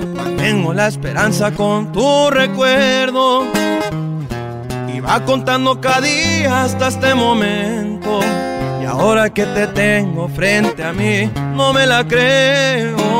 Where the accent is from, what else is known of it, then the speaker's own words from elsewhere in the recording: Phoenix, Arizona, United States; also born or lived in Tepatitlán, Jalisco, Mexico (ancestry); soy cantautor de Phoenix, Arizona, originario de sangre jalisciense de los alteños